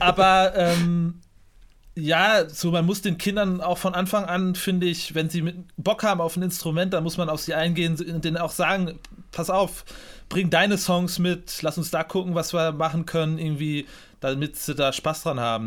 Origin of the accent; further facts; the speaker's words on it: Münster, North Rhine-Westphalia, Germany; ich bin gebürtiger Münsteraner